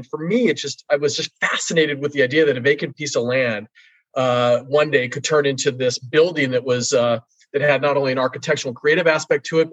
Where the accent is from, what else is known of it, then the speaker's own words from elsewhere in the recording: Los Angeles, California, United States; I grew up in the San Fernando Valley part of Los Angeles during the 70s and 80s